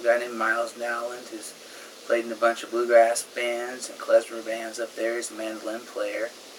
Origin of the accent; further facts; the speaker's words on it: San Francisco, California, United States; moved away; also born or lived in Olympia; I grew up in San Francisco playing rock and roll and punk rock.